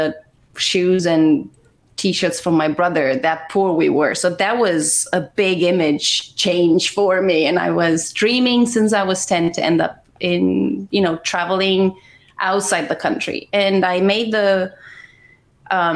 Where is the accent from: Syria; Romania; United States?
Romania; moved away; I was born in Romania. I was born in Romania